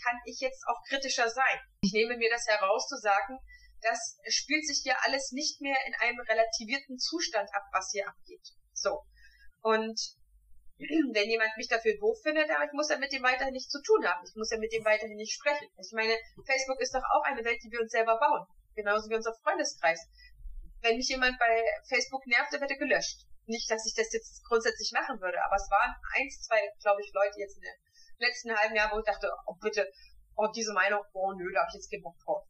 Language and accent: German; Germany; Ich bin ein Kind der DDR. Ich habe sechs Jahre lang in der DDR gewohnt